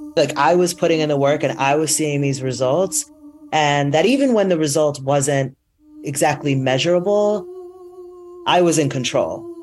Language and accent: English; Teaneck, New Jersey, United States; also born or lived in New York; I grew up, I was born in New York, but I grew up in the suburbs in Teaneck, New Jersey